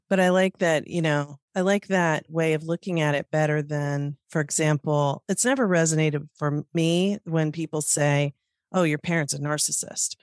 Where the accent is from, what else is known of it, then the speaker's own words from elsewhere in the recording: Norfolk, Virginia, United States; moved away; I grew up in Norfolk